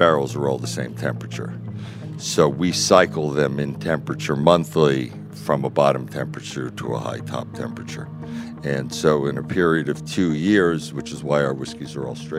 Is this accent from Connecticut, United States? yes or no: yes; Branford, Connecticut, United States; now in Bethel, United States; I grew up in Branford, Connecticut